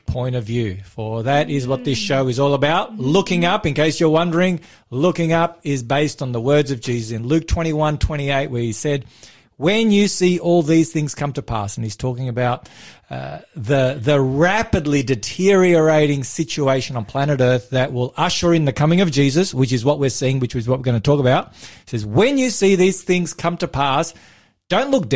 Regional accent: Melbourne, Victoria, Australia; I was born in the western suburbs of Melbourne. I was born in Footscray

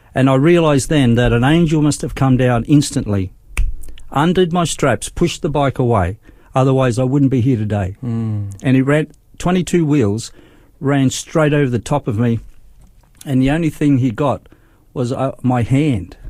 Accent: Darwin, Northern Territory, Australia; moved away as an adult; also born or lived in Brisbane, Queensland; I was born in Brisbane, but we went to Darwin uh, when we was when I was seven years old

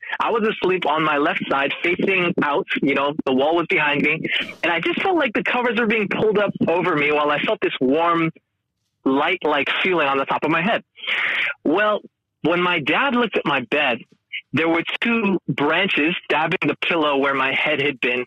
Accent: Northern California, United States; moved away as an adult; now in Hamilton, Australia; I'm born and raised in Northern California.

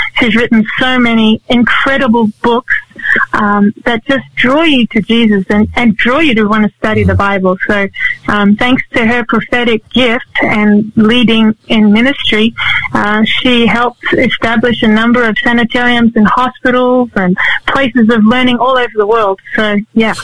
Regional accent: Sydney, New South Wales, Australia; I grew up in Sydney

